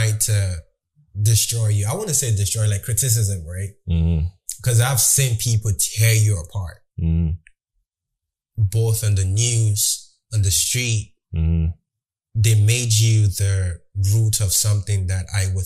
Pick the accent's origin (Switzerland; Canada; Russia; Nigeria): Nigeria; I was born and raised in Nigeria